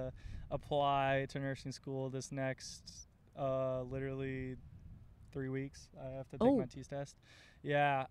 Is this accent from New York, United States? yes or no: no; Oviedo, Florida, United States; I am born and raised in Oviedo, outside of Orlando